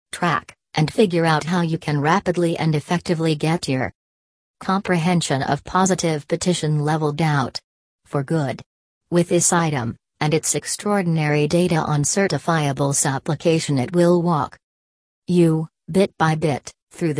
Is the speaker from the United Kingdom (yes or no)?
no; Haiti; now in United States; I am originally from Haiti. I am a U.S. veteran